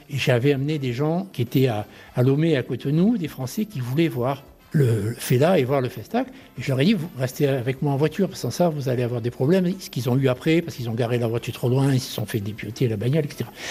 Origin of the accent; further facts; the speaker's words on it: Marseille, Provence-Alpes-Côte d'Azur, France; je suis Marseillais